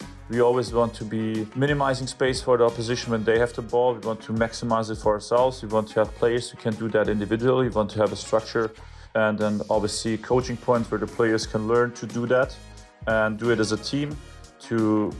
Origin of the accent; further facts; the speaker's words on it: Bavaria, Germany; English is a second language; For me personally, it's the biggest in the world because I was born and raised near Munich, and I'm a big, big fan myself of Bayern.